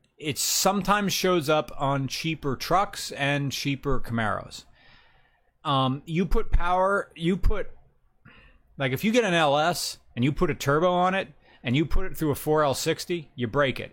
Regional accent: the North, United States; me as a Northerner

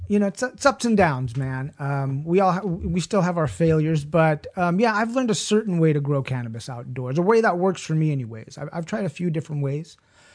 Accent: Ojai, California, United States; I've been learning and perfecting my technique of where I grew up in Ojai for a while.

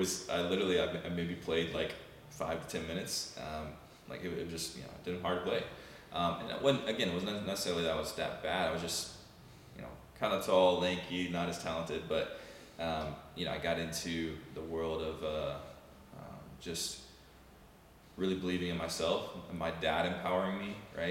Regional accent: Huntsville, Alabama, United States; moved away as an adult; also born or lived in Mobile, Alabama / Georgia / Florida; born and raised in Huntsville, Alabama

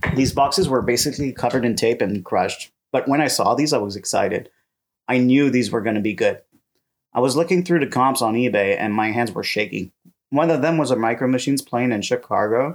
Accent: Canada; now in France; As a Canadian living in France

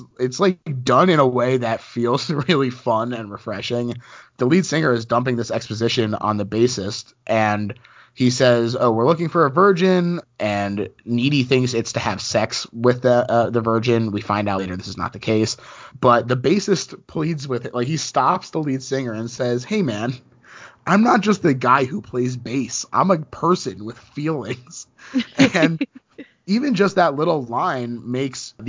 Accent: United States; I grew up right outside of New York

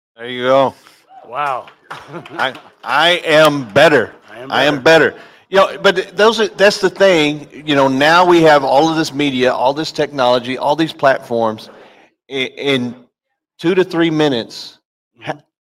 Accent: Kentucky, United States; now in Texas, United States; I grew up in Kentucky

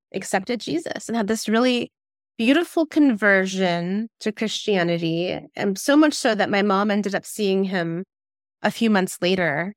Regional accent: Fort Wayne, Indiana, United States; moved away as an adult; now in Seattle, United States; I grew up in Fort Wayne, Indiana, and then moved out to Seattle about twenty years ago.

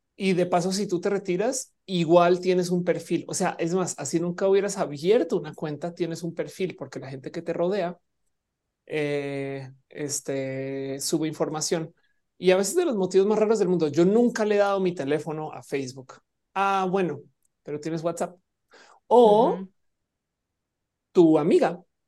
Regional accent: Mexico; siendo una persona mexicana

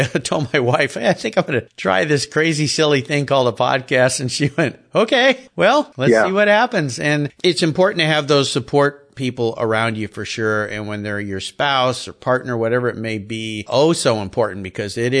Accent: San Diego, California, United States; I grew up in Southern California

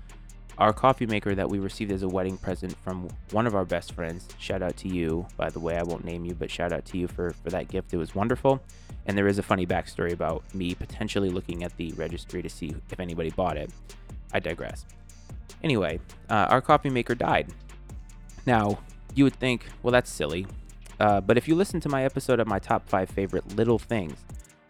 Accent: New England, United States; now in Northern Virginia, United States; I grew up in New England, and we had definitive seasons

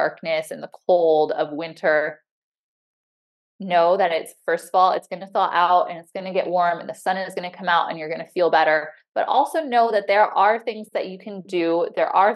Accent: Illinois, United States; also born or lived in Chicago / San Diego; now in Montana, United States; I grew up in Illinois

